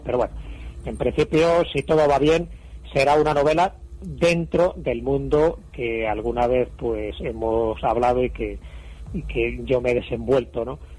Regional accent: Spain

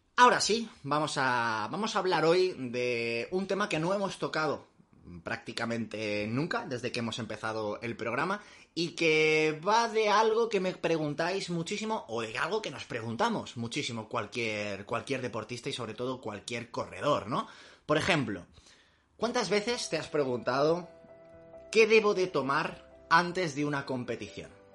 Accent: Madrid, Community of Madrid, Spain; los que somos de Madrid

